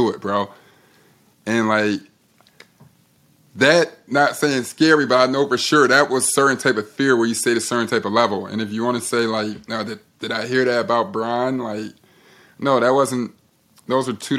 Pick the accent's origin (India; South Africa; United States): United States; Chicago, Illinois; I'm from Chicago